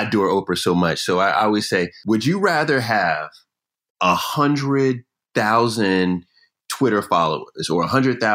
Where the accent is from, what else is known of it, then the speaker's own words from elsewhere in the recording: Jamaica; I'm Jamaican to the core.